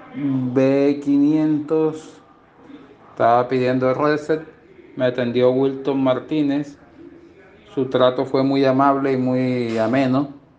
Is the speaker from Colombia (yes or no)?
yes; Colombia; soy colombiano